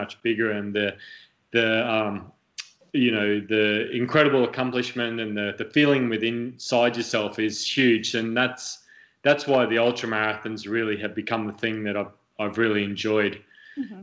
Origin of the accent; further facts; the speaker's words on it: Australia; also born or lived in United Kingdom; now in United States; me as a kid growing up in Australia